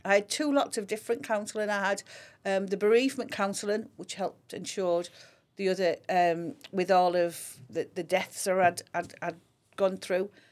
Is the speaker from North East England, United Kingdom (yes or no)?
yes; Grangetown, North East England, United Kingdom; I grew up in Grange Town.